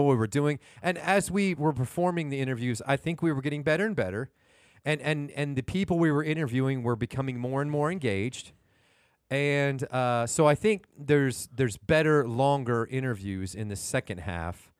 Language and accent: English; Houston, Texas, United States; I'm actually from Houston